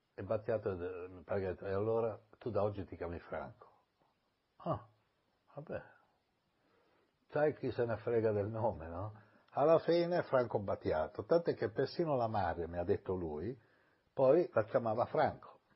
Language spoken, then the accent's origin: Italian; Milan, Lombardy, Italy; also born or lived in Ancona; i miei genitori sono andati a vivere a Milano, io ho vissuto con mia nonna, poi a sette anni sono andato a vivere a Milano